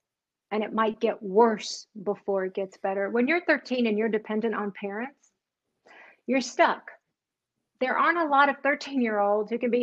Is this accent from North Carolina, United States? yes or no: yes; North Carolina, United States; I grew up in North Carolina, actually, is where I spent the majority of my life.